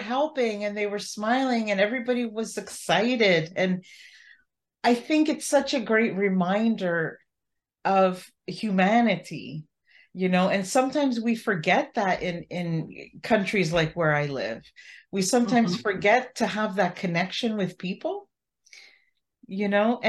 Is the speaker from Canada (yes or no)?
yes; Canada; as a Canadian